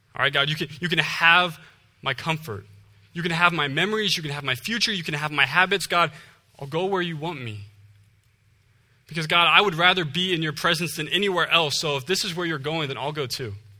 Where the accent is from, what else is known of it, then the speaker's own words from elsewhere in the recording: Ohio, United States; moved away as an adult; I'm originally from Ohio.